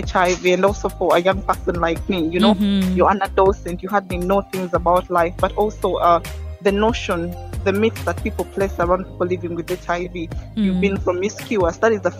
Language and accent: English; Kampala, Central Region, Uganda; also born or lived in Tororo, Uganda; I am born and raised in Uganda, and I come from Tororo.